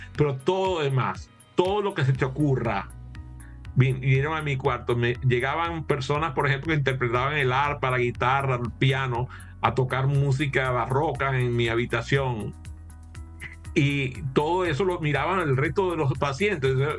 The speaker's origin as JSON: {"language": "Spanish", "town": "Maracaibo", "region": "Zulia", "country": "Venezuela", "moved": "yes", "lives_now": "United States", "said": "Y yo soy de Maracaibo, así que en Maracaibo las frituras es una forma de vida"}